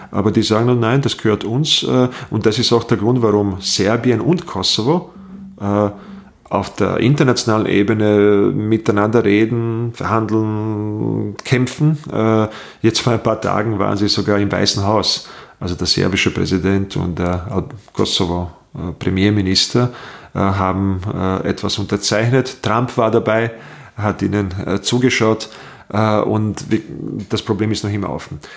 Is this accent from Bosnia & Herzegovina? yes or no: yes; Bosnia & Herzegovina; now in Austria; Äh, ich komme aus Bosnien, äh, bin, äh, bin 93 äh, vor langer, langer Zeit nach Österreich gekommen. Als Kriegsflüchtling war dann zeitlang in Treskirchen und bin dann ins Burgenland